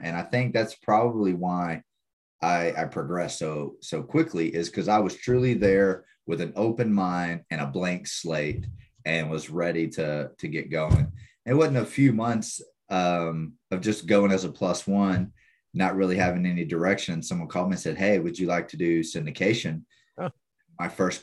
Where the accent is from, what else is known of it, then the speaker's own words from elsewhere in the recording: Quitman, Texas, United States; A little town called Quitman. Just how it sounds, Quitman. Grew up there whole life.